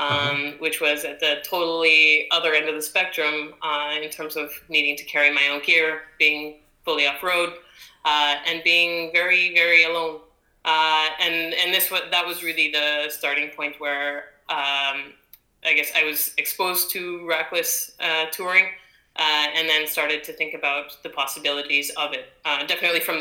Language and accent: English; Calgary, Alberta, Canada; moved away as an adult; also born or lived in Singapore / France / New York; now in London, United Kingdom; I'm from Canada, born and raised in Calgary, which is a former Olympic town near the mountains in Western Canada. I lived there for about 31 years.